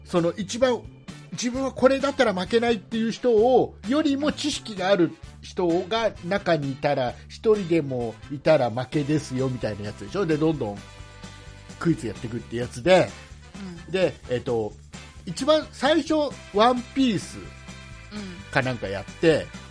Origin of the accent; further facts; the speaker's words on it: Kisarazu, Chiba, Japan; 千葉県の木更津市僕の地元